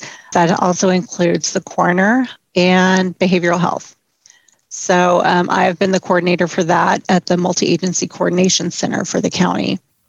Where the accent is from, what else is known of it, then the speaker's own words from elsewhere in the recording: Dallas, Texas, United States; now in Las Vegas, United States; I'm from Texas originally, the Dallas area.